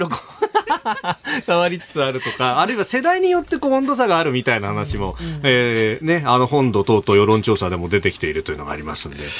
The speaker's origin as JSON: {"language": "Japanese", "town": "Yokosuka", "region": "Kanagawa", "country": "Japan", "tie": "born or raised there", "said": "私なんか横須賀だったんで"}